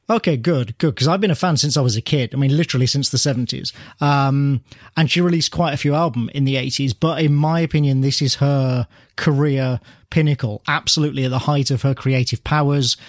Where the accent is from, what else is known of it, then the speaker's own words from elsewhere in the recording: near Birmingham, West Midlands, United Kingdom; my hometown